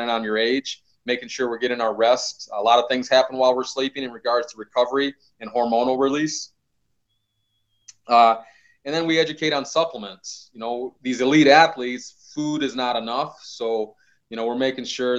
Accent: Midwest, United States; I'm from the Midwest. I grew up in a hard working household.

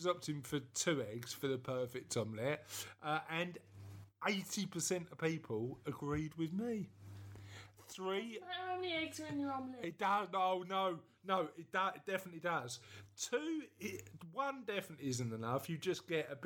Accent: London, United Kingdom; I'm from East London

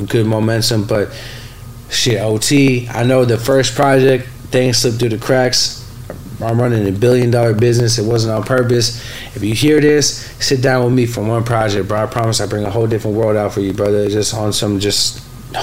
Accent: San Francisco, California, United States; the neighborhood I grew up in on California and Fillmore, my dad's restaurant used to be on top of our on the bottom of our

